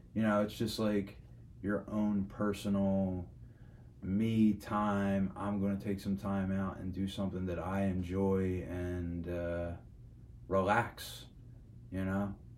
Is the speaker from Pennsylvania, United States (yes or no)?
yes; Philadelphia, Pennsylvania, United States; being born and raised in South Philly